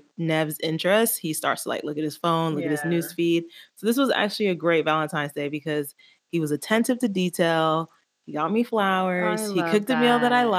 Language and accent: English; Jamaica; I'm Jamaican